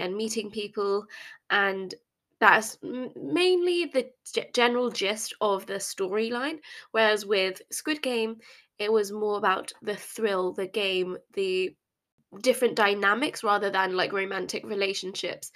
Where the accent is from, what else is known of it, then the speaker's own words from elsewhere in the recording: England, United Kingdom; I grew up in England